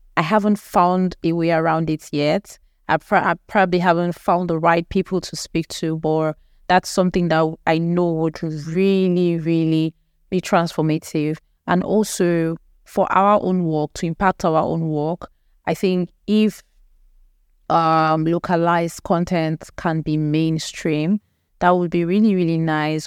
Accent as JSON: {"language": "English", "country": "Nigeria", "said": "we are actually an English-speaking country, so our lingua franca is actually English"}